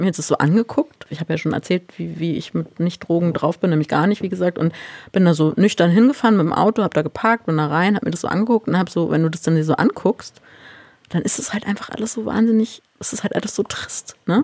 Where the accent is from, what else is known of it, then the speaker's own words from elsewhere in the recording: Berlin, Germany; dass ich hier in Berlin als Berlinerin sitze